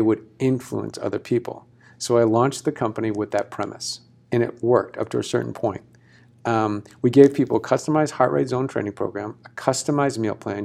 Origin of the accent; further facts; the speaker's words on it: Massachusetts, United States; moved away; I'm from Massachusetts originally